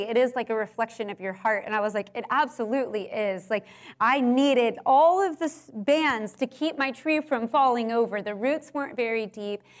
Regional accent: Houston, Texas, United States; I grew up in Houston.

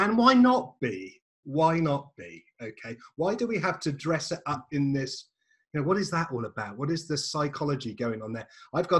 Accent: England, United Kingdom; and I'm English

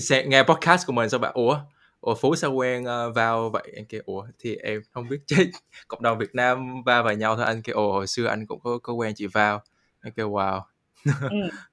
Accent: Vietnam; now in United States; người Việt mình

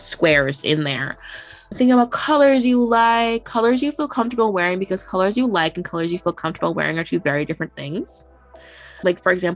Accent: Boston, Massachusetts, United States; we grew up in Boston or like the greater Boston area

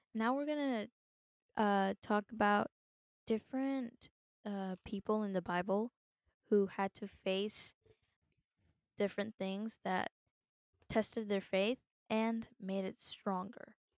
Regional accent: United States; I was born in the United States

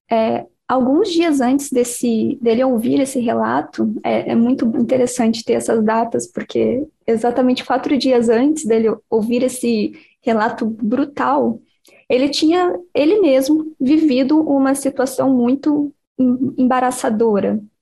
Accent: Cabo Frio, Rio de Janeiro, Brazil; eu nasci em Cabo Frio.

